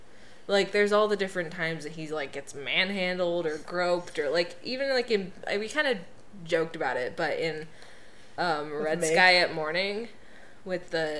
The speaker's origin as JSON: {"language": "English", "country": "United States", "said": "We're American"}